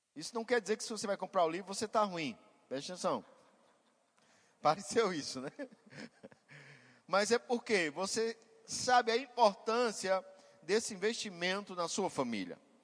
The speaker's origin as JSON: {"language": "Portuguese", "town": "Caruaru", "region": "Pernambuco", "country": "Brazil", "tie": "born or raised there", "said": "Nós somos do mesmo lugar, somos de Caruaru e morávamos coincidentemente em bairros vizinhos"}